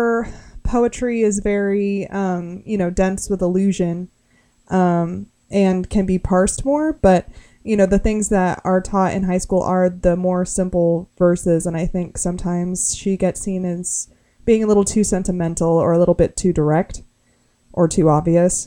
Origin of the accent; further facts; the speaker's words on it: West Palm Beach, Florida, United States; where I grew up in West Palm Beach